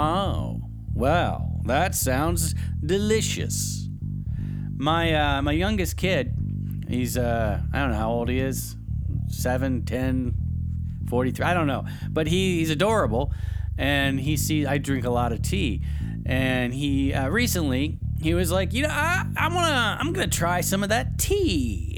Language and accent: English; the South, United States; because I used to put sugar in my tea because I like a little sweet tea, because I'm from the South and that's what we drink.